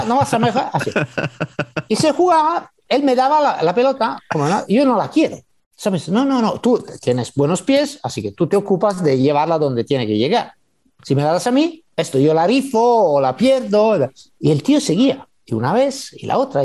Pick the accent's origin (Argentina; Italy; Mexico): Italy